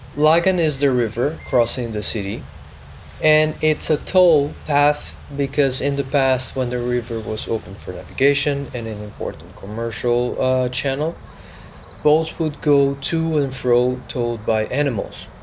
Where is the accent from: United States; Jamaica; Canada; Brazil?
Brazil; moved away; I was born in Brazil on a tropical island full of sounds